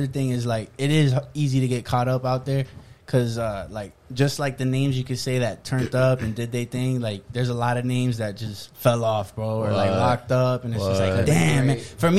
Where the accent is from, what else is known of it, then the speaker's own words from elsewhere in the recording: Iowa, United States; I'm from Iowa.